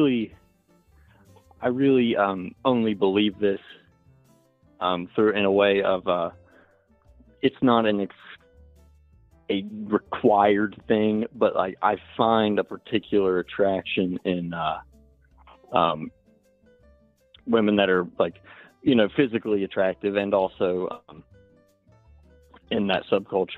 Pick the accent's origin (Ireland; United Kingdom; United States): United States; Appalachia; accent: Southern; I'm from Appalachia